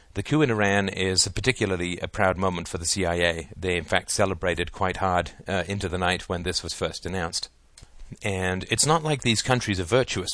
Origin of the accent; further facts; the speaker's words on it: England, United Kingdom; moved away; I grew up in England where the British Empire was